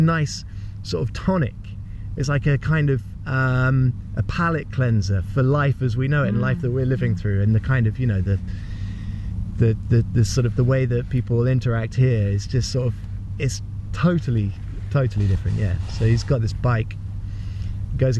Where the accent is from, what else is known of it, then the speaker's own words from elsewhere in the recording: United Kingdom; in Britain we're reserved